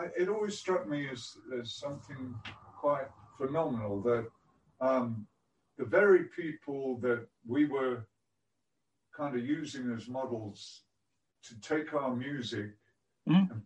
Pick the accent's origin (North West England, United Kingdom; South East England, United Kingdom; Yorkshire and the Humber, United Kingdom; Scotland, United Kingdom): Yorkshire and the Humber, United Kingdom; Whitby; I was born on the English coast in a place called Whitby